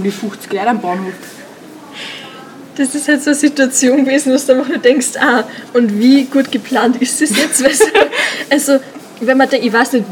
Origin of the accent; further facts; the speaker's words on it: Gmunden, Upper Austria, Austria; ich komme aus Gmunden. Ich komme aus Gmunden.